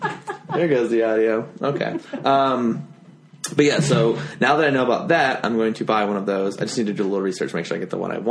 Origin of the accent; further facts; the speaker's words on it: Florida, United States; born there; I was born in Florida.